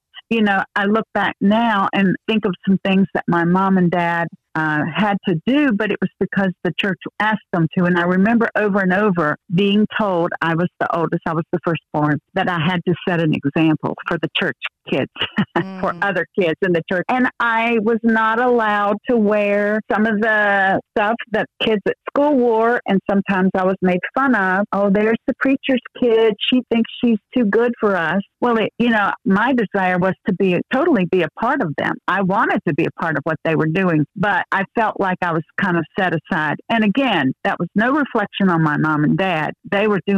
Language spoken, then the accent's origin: English; North Carolina, United States; moved away; also born or lived in Virginia; I'm a Tar Heel, which means I was born in North Carolina.